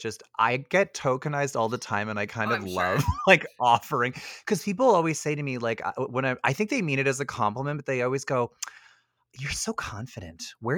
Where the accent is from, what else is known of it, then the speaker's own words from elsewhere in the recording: Ottawa, Ontario, Canada; Because I'm from Orleans.